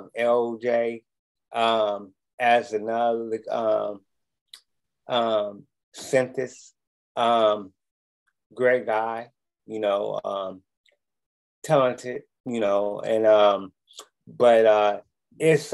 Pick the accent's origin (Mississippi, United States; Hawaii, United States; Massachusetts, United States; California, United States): California, United States; Oakland; Oakland, California